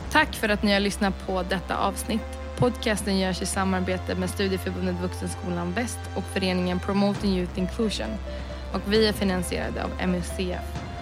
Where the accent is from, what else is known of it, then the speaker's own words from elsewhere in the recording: Sweden; also born or lived in Budapest; Jag är svensk. Jag är född och vuxen i Sverige, jag är svensk.